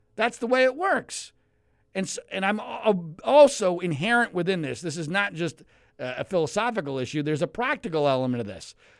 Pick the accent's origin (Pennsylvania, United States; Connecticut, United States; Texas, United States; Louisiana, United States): Pennsylvania, United States; Philadelphia; now in Los Angeles, United States; I grew up in Philadelphia